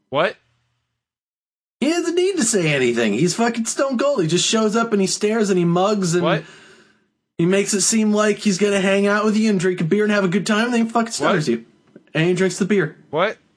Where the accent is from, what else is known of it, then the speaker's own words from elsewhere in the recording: Texas, United States; I'm from Texas, and what is this?